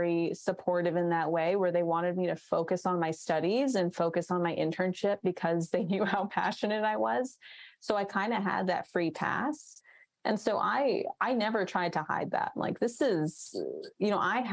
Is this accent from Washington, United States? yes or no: no; New York City, New York, United States; I grew up in Queens